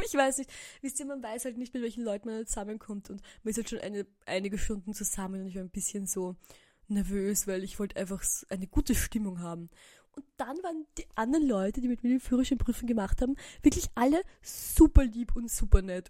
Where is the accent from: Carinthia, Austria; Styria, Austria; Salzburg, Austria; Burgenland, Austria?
Burgenland, Austria; moved away as an adult; now in Vienna, Austria; ich bin jetzt im Burgenland heute und ich bin aus dem Burgenland